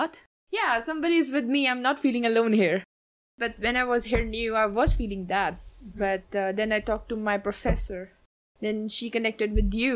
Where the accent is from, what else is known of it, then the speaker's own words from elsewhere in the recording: India; now in Sault Ste. Marie, Canada; I'm from India.